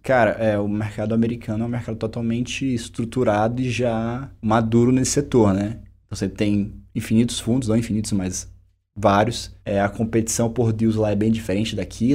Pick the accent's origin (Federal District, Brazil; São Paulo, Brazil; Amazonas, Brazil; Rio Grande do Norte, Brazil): Amazonas, Brazil; Manaus; moved away as an adult; also born or lived in California; eu sou de Manaus